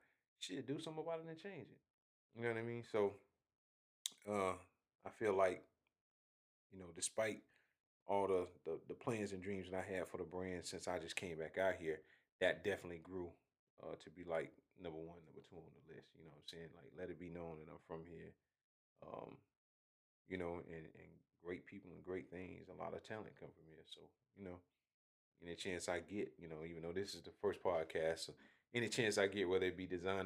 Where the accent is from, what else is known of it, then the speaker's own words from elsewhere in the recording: Augusta, Georgia, United States; moved away as an adult; also born or lived in Hephzibah, Georgia / Greensboro, North Carolina / Atlanta, Georgia; being from Augusta